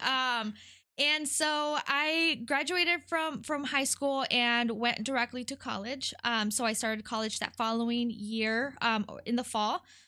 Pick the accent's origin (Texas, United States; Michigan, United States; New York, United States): Michigan, United States; Detroit; first language Spanish; English is a second language; also born or lived in California / Mexico; I was born in California, um, and I lived there until I was eight. Uh, my parents are immigrants from Mexico, um, and so we moved to Detroit when I was eight